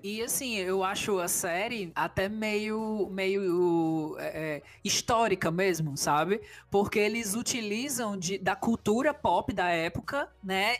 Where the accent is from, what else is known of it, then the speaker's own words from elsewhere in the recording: Fortaleza, Ceará, Brazil; eu sou daqui do Nordeste do Brasil, sou de Fortaleza